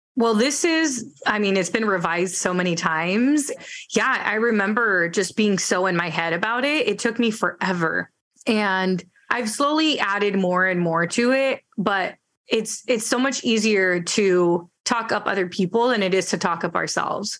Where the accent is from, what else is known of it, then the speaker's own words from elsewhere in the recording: Bay Area, California, United States; first language Spanish; English is a second language; I grew up in the Bay Area, went to college in the Bay Area